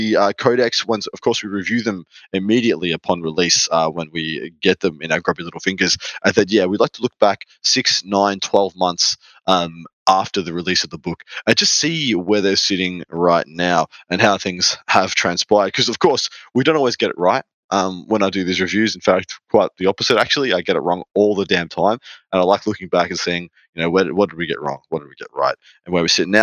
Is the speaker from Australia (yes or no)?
yes; Melbourne, Victoria, Australia; proper awesome lad from Victoria, Melbourne, my hometown